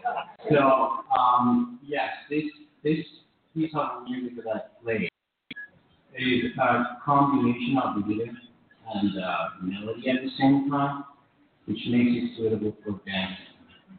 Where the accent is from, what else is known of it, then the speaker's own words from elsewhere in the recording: Iran; I'm from Iran.